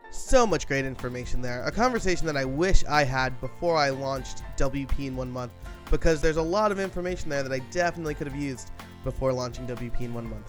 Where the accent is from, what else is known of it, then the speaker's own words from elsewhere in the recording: New York, United States; I'm a New Yorker